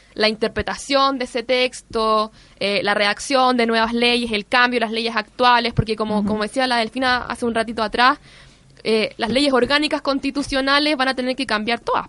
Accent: Chile; nosotros como pueblo chileno

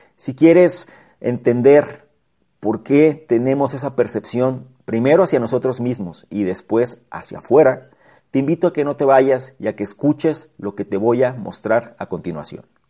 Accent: Mexico; como mexicanos

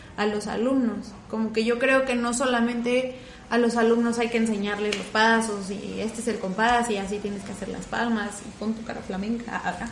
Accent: Mexico; yo soy una chica mexicana, bajita, robustita

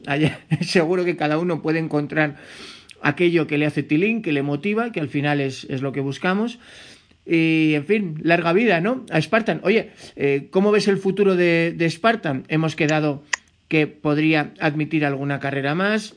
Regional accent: Spain; yo como español

